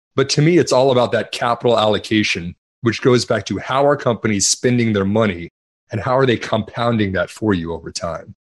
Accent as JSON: {"language": "English", "region": "Texas", "country": "United States", "said": "I'm from Texas"}